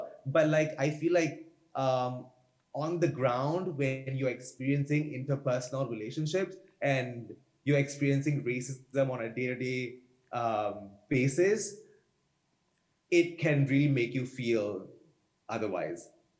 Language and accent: English; Singapore; now in Vancouver, Canada; as an Indian Tamil person in Singapore